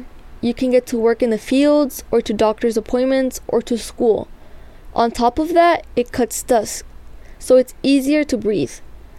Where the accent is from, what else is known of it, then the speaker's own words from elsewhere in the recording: Eastern Coachella Valley, California, United States; The Eastern Coachella Valley has the most mobile home parks per capita in California. I grew up in one.